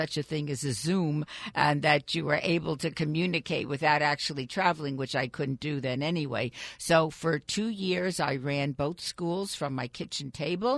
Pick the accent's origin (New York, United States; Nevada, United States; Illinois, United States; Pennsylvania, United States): Nevada, United States; Las Vegas; I grew up here. My family moved to Las Vegas quite by serendipity when I was 12 years old